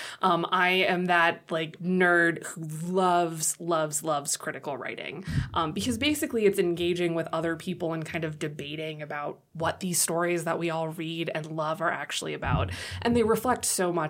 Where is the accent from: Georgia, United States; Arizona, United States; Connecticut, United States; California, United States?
California, United States; Monrovia; moved away as an adult; also born or lived in New York; now in Chadron, United States; So I grew up in Southern California. The town is Monrovia, which is sandwiched in between Pasadena and Arcadia